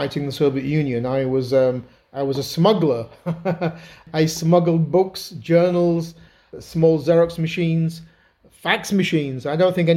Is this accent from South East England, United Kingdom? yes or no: no; Yorkshire and the Humber, United Kingdom; I grew up in God's own country, Yorkshire, and did all my university in Britain